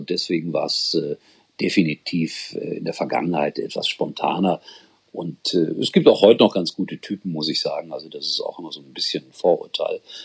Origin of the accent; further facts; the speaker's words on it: Gelsenkirchen, North Rhine-Westphalia, Germany; ich komme aus dem Ortsteil und äh, bin in der Oberhofstraße 8 groß geworden